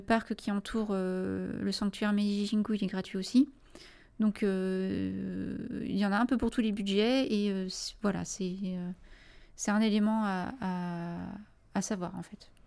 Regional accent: France; en tant que Français

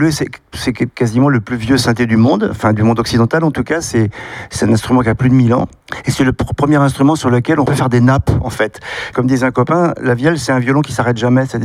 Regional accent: central France, France; je viens du centre de la France où il y a une tradition de vielle à roue, tradition de musique populaire.

